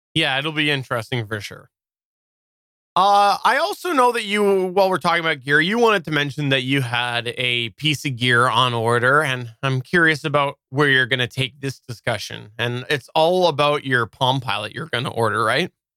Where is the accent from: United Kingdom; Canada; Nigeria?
Canada; I'm Canadian